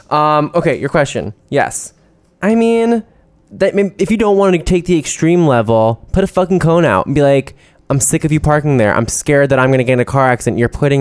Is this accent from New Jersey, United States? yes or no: yes; New Jersey, United States; growing up in New Jersey